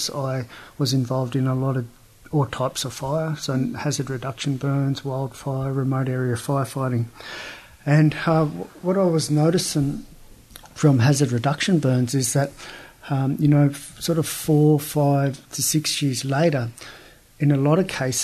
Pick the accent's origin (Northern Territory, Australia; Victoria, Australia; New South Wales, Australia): New South Wales, Australia; Bega; I grew up here in Bega, Jurinjanj, Yuin